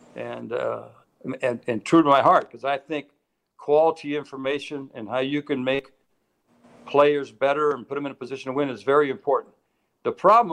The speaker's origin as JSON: {"language": "English", "town": "Tampa", "region": "Florida", "country": "United States", "tie": "born or raised there", "said": "I was raised in Tampa, Florida"}